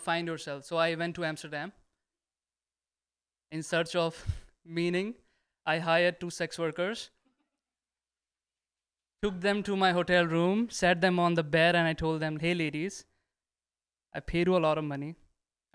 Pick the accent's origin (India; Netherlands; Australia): India; moved away as an adult; now in United States; I'm from India